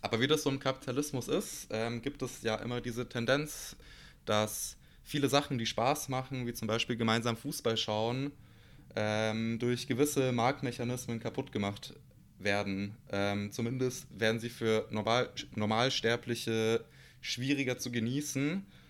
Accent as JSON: {"language": "German", "country": "Bosnia & Herzegovina", "said": "ich bin aus Bosnien"}